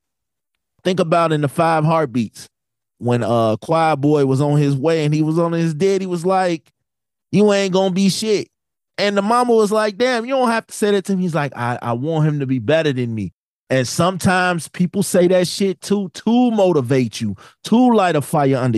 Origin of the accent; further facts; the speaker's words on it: Chicago, Illinois, United States; I'm from Chicago